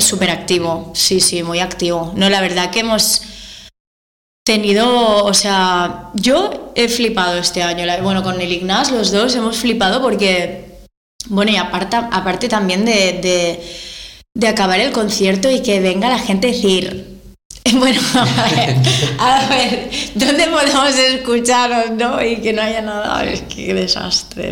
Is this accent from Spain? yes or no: yes; Malgrat de Mar, Catalonia, Spain; yo soy de Malgrat de Mar, eh, es un pueblo muy pequeño, ¿vale? De costa.